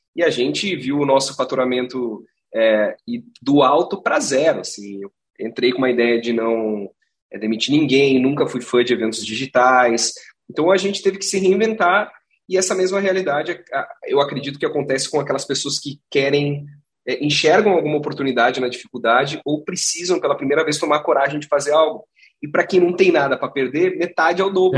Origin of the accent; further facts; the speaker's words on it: Gramado, Rio Grande do Sul, Brazil; Eu sou de Gramado, cara, eu sou nascido e criado.